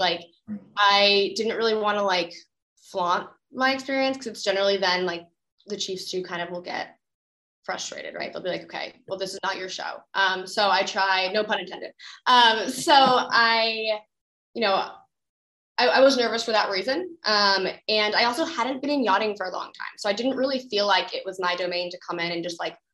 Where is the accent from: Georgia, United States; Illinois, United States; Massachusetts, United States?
Massachusetts, United States; Cambridge; Growing up in Cambridge, Massachusetts